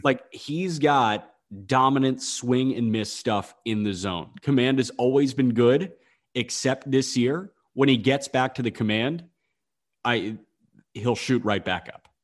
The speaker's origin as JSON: {"language": "English", "town": "Chicago", "region": "Illinois", "country": "United States", "said": "I'm a Chicagoan."}